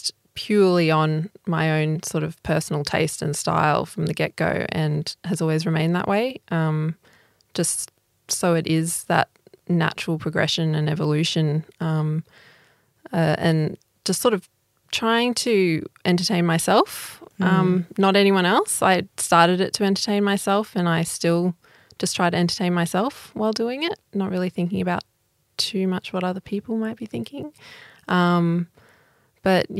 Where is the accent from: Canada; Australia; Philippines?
Australia; Toowoomba, Queensland; I grew up in Toowoomba in Queensland.